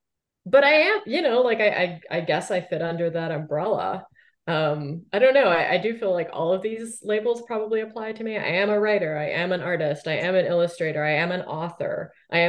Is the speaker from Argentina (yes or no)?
no; Canada; I feel like Canadians in the arts in particular, I feel like we do have a bit of an inferiority complex when it comes to the US